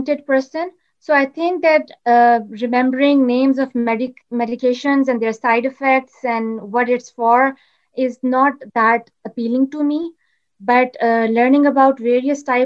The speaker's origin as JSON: {"language": "English", "town": "Islamabad", "region": "Islamabad Capital Territory", "country": "Pakistan", "tie": "born or raised there", "said": "I'm from Islamabad, Pakistan."}